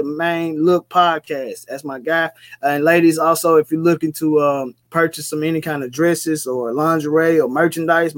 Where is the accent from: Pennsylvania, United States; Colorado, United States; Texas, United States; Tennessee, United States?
Tennessee, United States; Memphis; I'm from Memphis